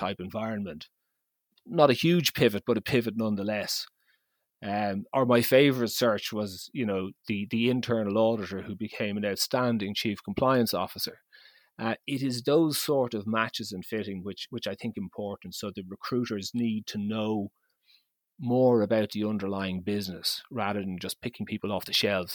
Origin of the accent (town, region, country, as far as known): Ireland